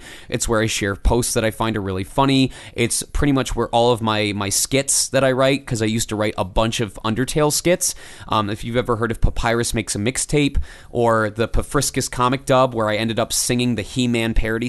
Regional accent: Michigan, United States; I came from Michigan where the industry doesn't really exist

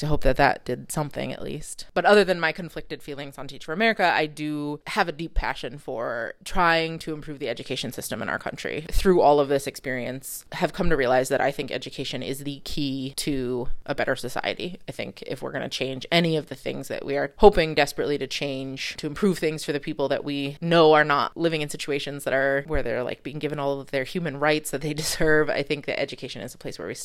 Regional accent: New Haven, Connecticut, United States; also born or lived in China; The high school I attended was a public high school in New Haven, Connecticut. When I tell people I'm from Connecticut

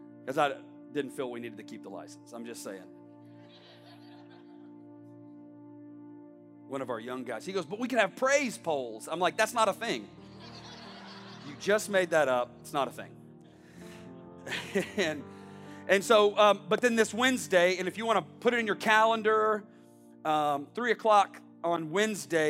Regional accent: the South, United States; now in Palm Beach County, United States; I grew up in the South

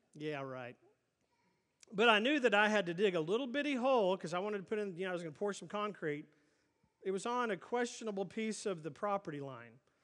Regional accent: Oklahoma City, Oklahoma, United States; growing up in Oklahoma City

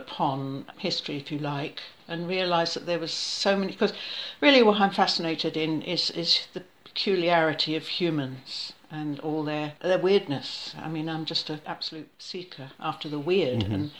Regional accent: Australia; also born or lived in New Zealand / London / Africa; I've lived in London, but I've lived in Africa and I've lived in other places, and I was born in New Zealand and I was brought up in Australia and I travel a lot.

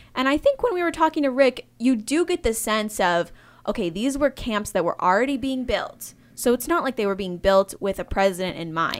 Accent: small town Michigan, United States; moved away; I'm from Michigan, mm-hmm. small town Michigan

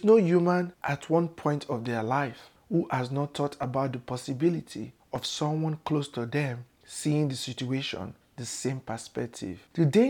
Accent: Warri, Delta, Nigeria; moved away as an adult; now in United States; I was born in Southern Nigeria in a town called Warri in Delta State

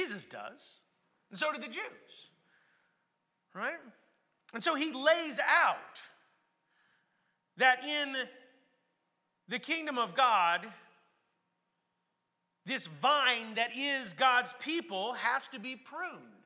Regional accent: United States; I'm from America

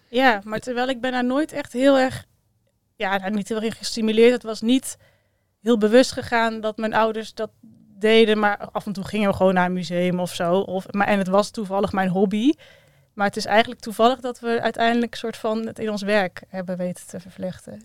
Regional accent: Breda, North Brabant, Netherlands; also born or lived in Maastricht; ik ben opgegroeid in Breda, geboren in Maastricht, maar daar wel geteld eh, drie maanden gewoond

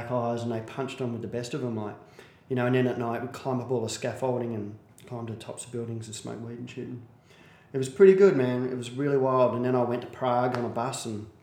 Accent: Perth, Western Australia, Australia; I'm from Perth. I'm from Maddington, which is 20 minutes out of Perth.

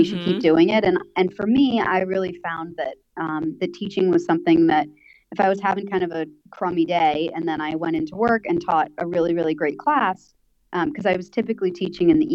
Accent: United States; moved away as an adult; now in Thailand; I'm from America, for those of you that can't tell from my accent.

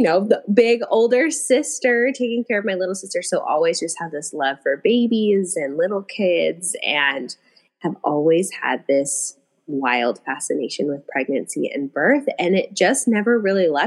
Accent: Puyallup, Washington, United States; now in Bonney Lake, United States; I grew up in Puyallup

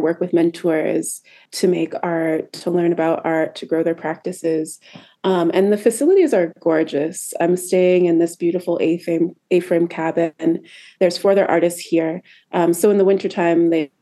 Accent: Seattle, Washington, United States; moved away as an adult; also born or lived in New York; I am originally from Seattle, Washington. That's where I grew up

